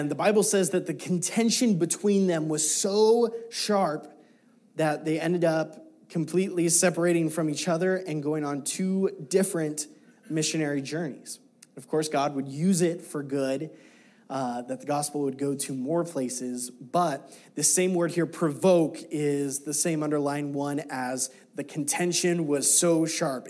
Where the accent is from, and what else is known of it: United States